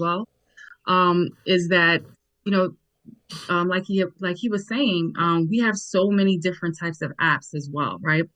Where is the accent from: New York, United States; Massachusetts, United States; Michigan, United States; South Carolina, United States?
New York, United States; also born or lived in Nigeria; now in DMV area, United States; I am a Nigerian-born, New York-raised, um, now residing in the DMV um, area